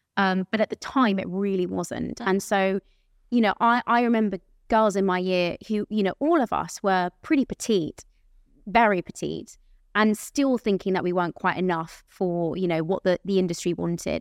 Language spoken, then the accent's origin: English; near Aylesbury, South East England, United Kingdom; at the theatre in Aylesbury, I had my mum in the audience, 'cause that's, like, close to my, where, my hometown where I grew up